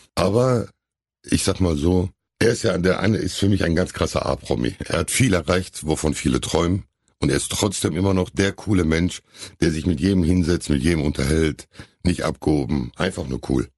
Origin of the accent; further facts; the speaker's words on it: Hamm, North Rhine-Westphalia, Germany; ich war glaube ich zwei, als wir hier hingezogen sind